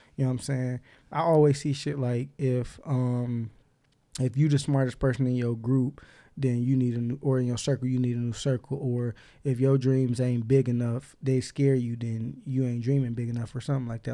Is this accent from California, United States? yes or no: no; Inkster, Michigan, United States; I grew up in Inkster